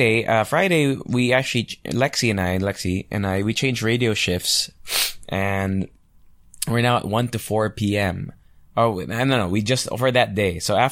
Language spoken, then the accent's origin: English; Angeles, Central Luzon, Philippines; because I'm from Angeles, right? So there was a nightclub called The Mansion before, which was a pretty hot spot when I was like 16 or 17 years old when I would vacation here.